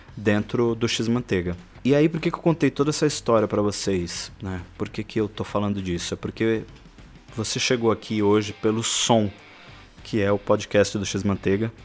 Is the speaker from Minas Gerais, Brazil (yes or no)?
no; São Paulo, Brazil; São Paulo, onde eu nasci né, e fui criado